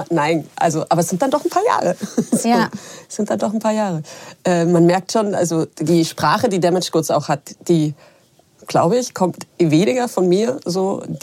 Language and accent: German; Munich, Bavaria, Germany; Ich deswegen bin Münchnerin